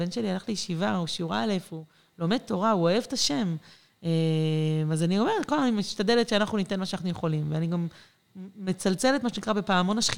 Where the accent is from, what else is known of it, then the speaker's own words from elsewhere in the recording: Ma'ale Adumim, Judea and Samaria Area, Israel; also born or lived in Mitzpe Ramon / Jerusalem / Safed; במקור אני ממעלה אדומים, אה, mm. ליד ירושלים. אנחנו שנים מסתובבים, גרנו במלא מקומות.